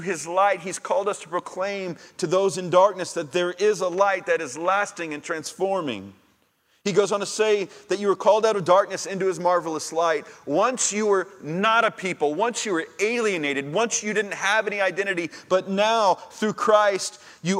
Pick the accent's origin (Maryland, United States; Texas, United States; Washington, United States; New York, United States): Texas, United States; Sugar Land; now in Brenham, United States; I grew up in Sugar Land